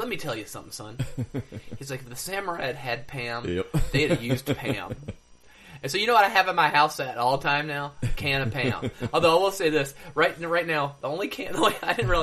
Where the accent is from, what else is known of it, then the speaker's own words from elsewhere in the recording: United States; I'm an American